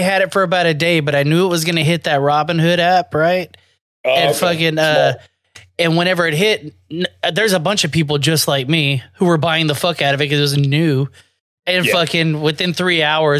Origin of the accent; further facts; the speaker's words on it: Florida, United States; now in Houston, United States; I grew up in Florida